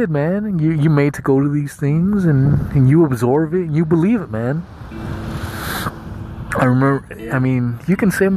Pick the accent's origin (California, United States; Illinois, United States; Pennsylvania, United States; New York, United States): California, United States; Southern; I was born in Southern California to some illegal Mexican immigrants